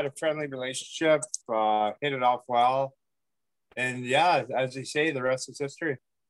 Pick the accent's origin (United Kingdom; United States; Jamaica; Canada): Canada; Calgary, Alberta; moved away as an adult; also born or lived in Haida Gwaii; now in Quadra Island, Canada; I just moved to Quadra about a year ago. Originally born and raised in Calgary, Alberta. I worked 4 years up in Haida Gwaii, Masset area.